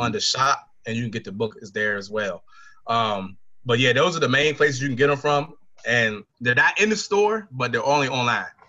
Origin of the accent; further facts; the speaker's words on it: Caroline County, Virginia, United States; I'm from a rural area in uh, Caroline County, Virginia.